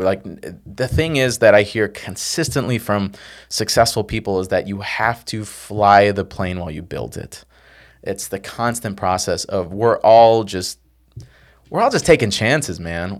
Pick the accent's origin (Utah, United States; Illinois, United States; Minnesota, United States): Illinois, United States; Chicago; I came from South Side Chicago, from nowhere.